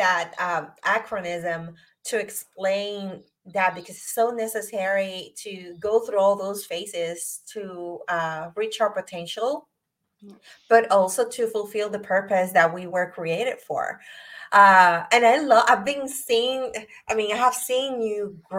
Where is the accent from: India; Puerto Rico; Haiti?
Puerto Rico; now in Virginia, United States; I'm from Puerto Rico. So I moved to the United States, to Virginia, over 17 years ago